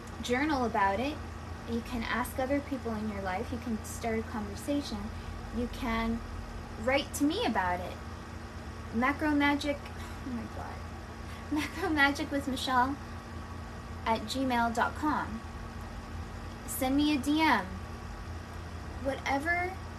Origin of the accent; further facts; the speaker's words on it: Southern California, United States; a 31-year-old woman born and raised in Southern California